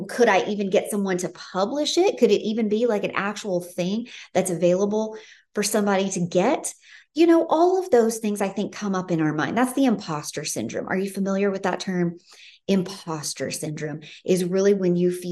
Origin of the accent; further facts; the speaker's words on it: Memphis, Tennessee, United States; moved away; I grew up in Memphis, Tennessee